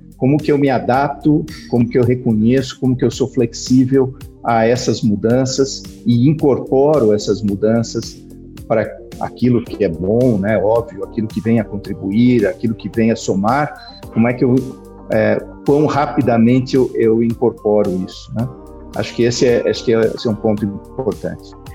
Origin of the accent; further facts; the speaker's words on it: Brazil; also born or lived in Portugal; como eu me comportava aqui no Brasil